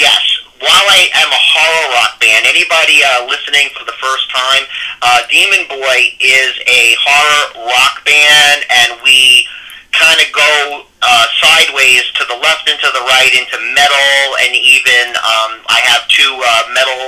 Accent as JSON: {"language": "English", "town": "New York City", "region": "New York", "country": "United States", "said": "I'm from New York"}